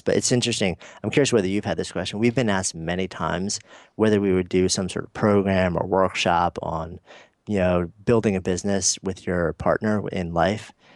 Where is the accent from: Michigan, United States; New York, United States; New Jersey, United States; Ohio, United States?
New York, United States; New York City; I'm a New Yorker